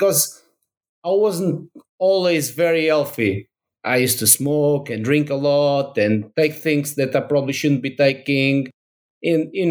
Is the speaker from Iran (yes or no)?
no; Portugal; English is a second language; moved away as an adult; now in Brighton, United Kingdom; go back to Portugal.